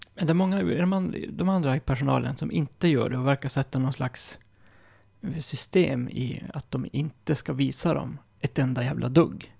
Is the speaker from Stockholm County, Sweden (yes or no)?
no; Malmberget, Norrbotten County, Sweden; där jag kommer ifrån, Malmberget